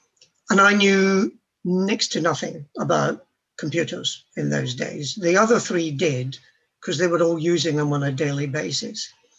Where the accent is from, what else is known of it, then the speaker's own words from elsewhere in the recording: Scotland, United Kingdom; Now, I'm Scottish.